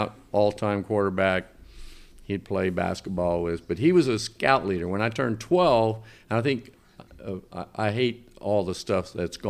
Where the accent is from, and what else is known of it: Mount Vernon, Indiana, United States; born or raised there; moved away as an adult